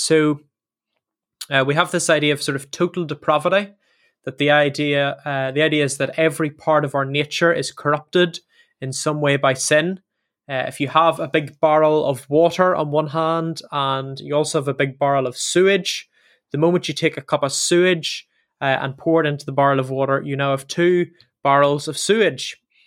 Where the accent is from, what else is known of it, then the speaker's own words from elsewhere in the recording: Northern Ireland, United Kingdom; moved away as an adult; now in England; both myself and Sam are from Northern Ireland, Ireland